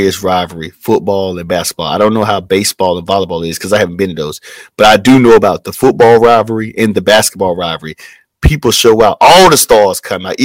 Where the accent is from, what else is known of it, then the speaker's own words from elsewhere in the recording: Tarboro, North Carolina, United States; I am from Tarboro, North Carolina